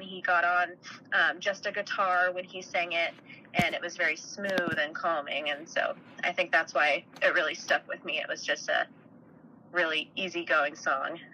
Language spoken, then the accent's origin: English; Park City, Utah, United States; I'm originally from Utah. I grew up outside of Salt Lake in a little town called Park City